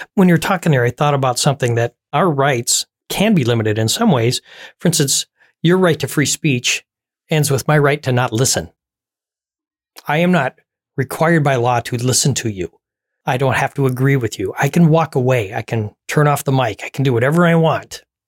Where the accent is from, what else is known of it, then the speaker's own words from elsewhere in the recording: United States; here in the U S